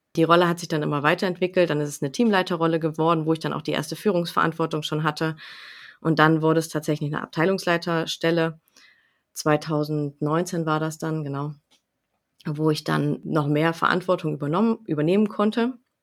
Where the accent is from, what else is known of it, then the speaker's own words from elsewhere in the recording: Lingen, Lower Saxony, Germany; also ich komme aus Lingen, wohne in Lingen im Emsland